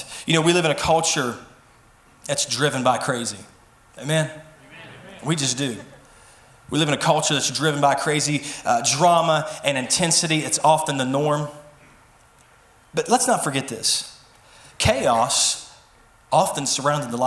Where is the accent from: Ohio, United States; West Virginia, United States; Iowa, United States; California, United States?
West Virginia, United States; Mason; I was born and raised in Mason, West Virginia, so I know every back road